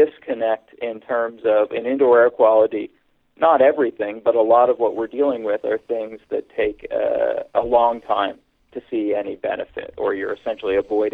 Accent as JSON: {"language": "English", "town": "Hamilton", "region": "Ontario", "country": "Canada", "tie": "born or raised there", "also_born_or_lived": "Toronto, Canada / Pennsylvania, United States / California, United States / Austin, Texas, United States", "moved": "as an adult", "said": "I was born in Hamilton, Ontario, Canada, which is kind of the analog to Pittsburgh in Canada, a steel town. And when I was 13, we moved to Toronto, where I went to high school."}